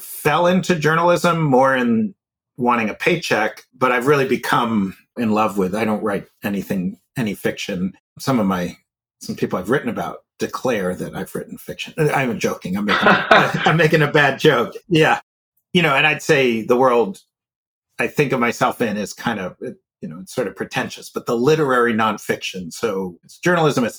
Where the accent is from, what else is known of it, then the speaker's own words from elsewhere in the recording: New York City, New York, United States; I grew up in New York City